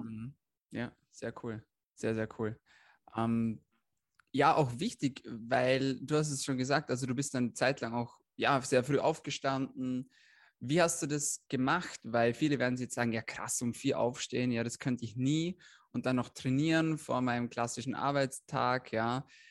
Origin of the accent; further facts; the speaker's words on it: Austria; bei uns in Österreich